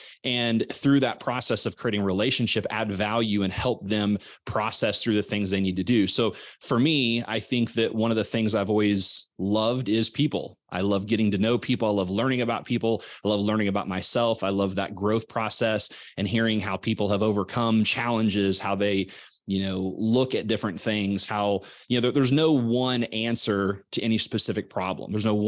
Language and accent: English; Missouri, United States; You know, I grew up in Southwest Missouri. My dad was a builder. My mom was a teacher.